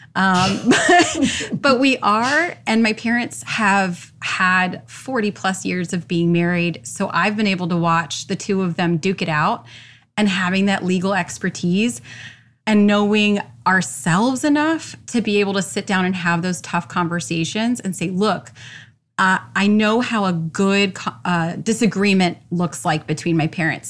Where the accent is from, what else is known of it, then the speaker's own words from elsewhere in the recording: Orlando, Florida, United States; born and raised in Orlando